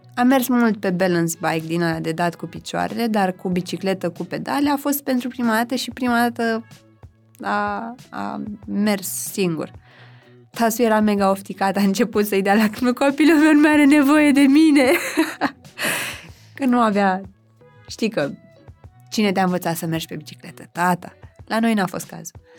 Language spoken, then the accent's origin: Romanian; Zărnești, Brașov County, Romania; moved away; eu sunt din Brașov, respectiv m-am născut în orașul Zărnești, județul Brașov, acolo am făcut liceu